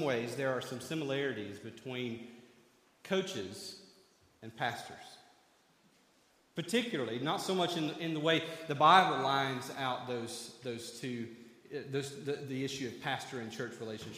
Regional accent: 30 minutes outside of Knoxville, Tennessee, United States; I grew up 30 minutes outside of Knoxville, Tennessee

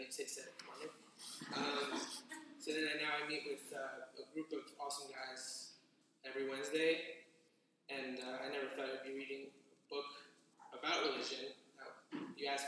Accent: New York, United States; moved away as an adult; now in San Diego, United States; I'm a New Yorker, born and raised.

